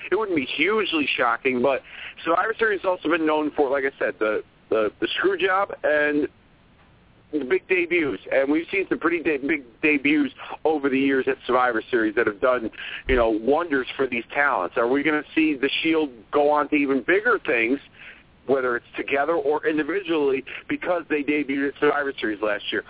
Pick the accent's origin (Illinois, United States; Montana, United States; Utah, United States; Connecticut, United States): Connecticut, United States; Hartford; my hometown in Hartford, Connecticut